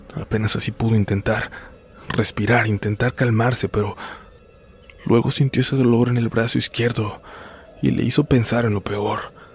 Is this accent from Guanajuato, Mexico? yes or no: no; Baja California, Mexico; volvemos a mi tierra, a Baja California